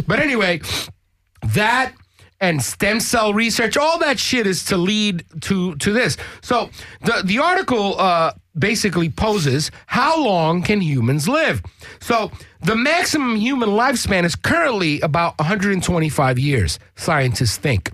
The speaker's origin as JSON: {"language": "English", "town": "New York City", "region": "New York", "country": "United States", "tie": "born or raised there", "moved": "yes", "said": "I grew up in New York City when, Park Slope was fucking cracked out."}